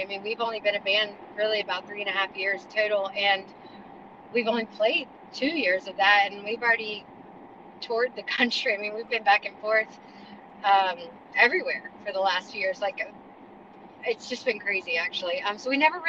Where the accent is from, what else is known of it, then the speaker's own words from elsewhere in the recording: Charlotte, North Carolina, United States; we are from Charlotte, North Carolina. I'm a Carolina girl, born and raised